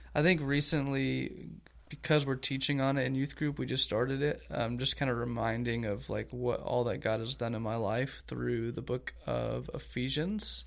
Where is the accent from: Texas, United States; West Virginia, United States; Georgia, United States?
Georgia, United States; Augusta; moved away as an adult; also born or lived in Lynchburg, Virginia; now in Eustis, United States; grew up in Augusta, Georgia